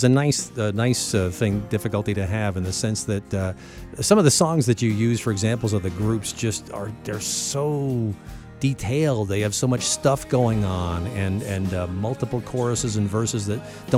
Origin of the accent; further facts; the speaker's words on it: Connecticut, United States; moved away; I'm from Connecticut.